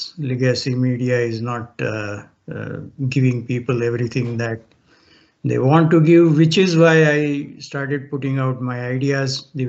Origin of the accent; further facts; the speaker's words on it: India; moved away as an adult; also born or lived in Kenya / United Arab Emirates; now in Canada; Well, I grew up in India